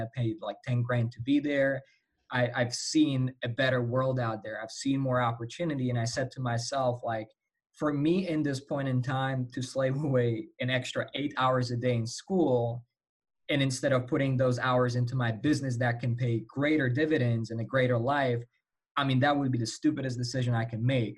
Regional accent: Slovakia; English is a second language; I'm um, from Europe, Slovakia

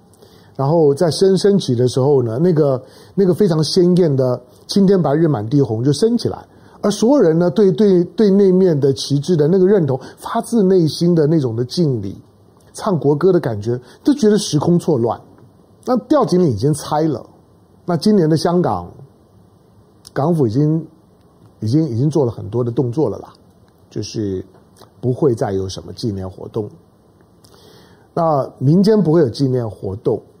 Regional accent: Taiwan; 我生活在台湾呢，我作为一个一个一个中华民国有感情的人，毕竟我们我们都在这个体系下长大

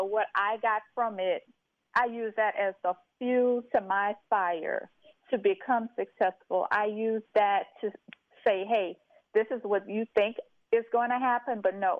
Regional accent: St. Martinville, Louisiana, United States; Yes, so I am originally from St. Martinsville, Louisiana, a very small historical town in Louisiana, which is about 25 minutes outside of Lafayette, Louisiana.

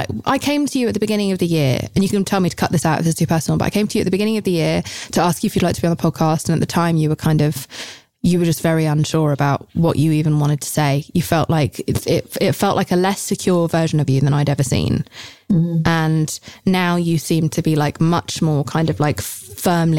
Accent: United Kingdom; I'm British

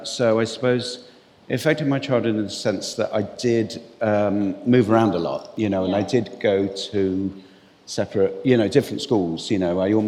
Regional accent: England, United Kingdom; also born or lived in Cyprus; I was conceived and born in Cyprus, and then we kind of left Cyprus and moved back to England. So I'm English, you know, British or whatever. But my parents are both Irish.

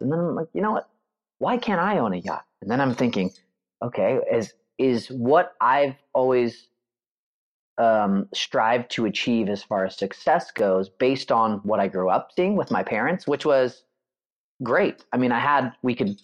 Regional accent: Northern California, United States; I grew up in Northern California

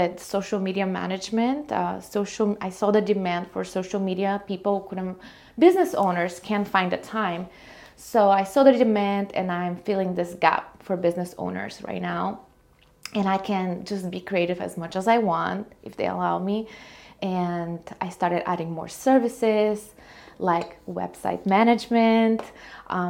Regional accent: Bulgaria; moved away as an adult; now in United States; Originally, I'm from Bulgaria, small country in Eastern Europe. I moved here when I was 19 on a student program.

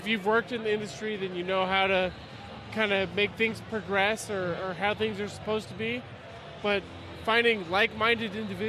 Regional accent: Indianapolis, Indiana, United States; moved away; I'm from Indy.

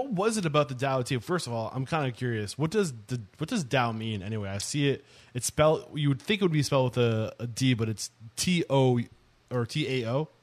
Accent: Northeast, United States; I'm from the Northeast

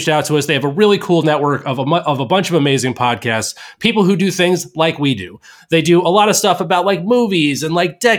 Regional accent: Albany, New York, United States; born or raised there

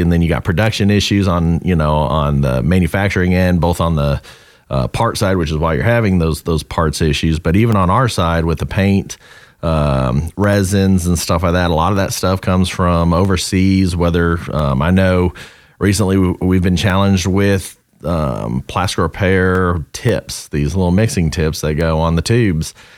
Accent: Southern California, United States; now in North Carolina, United States; growing up in Southern California and settling in North Carolina

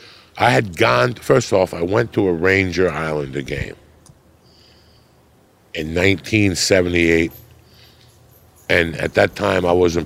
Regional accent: Cuba; now in United States; When I came from Cuba, I was petrified of dogs.

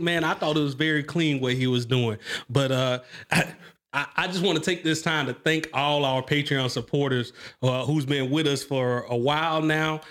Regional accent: Mobile, Alabama, United States; I come from Mobile, Alabama

